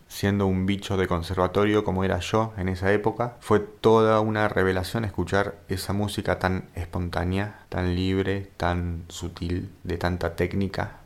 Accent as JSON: {"language": "Spanish", "country": "Argentina", "said": "Siendo argentino"}